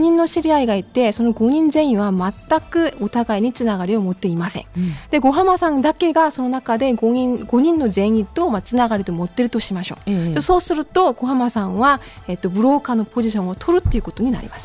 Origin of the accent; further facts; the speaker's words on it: Incheon, South Korea; Japanese is a second language; moved away as an adult; also born or lived in Kyushu, Japan; now in Fukuoka, Japan; 韓国のインチョンですね